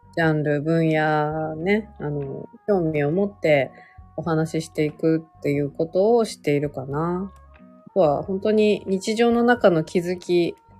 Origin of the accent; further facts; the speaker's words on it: Gunma, Japan; moved away as an adult; now in Tokyo, Japan; 出身群馬なので。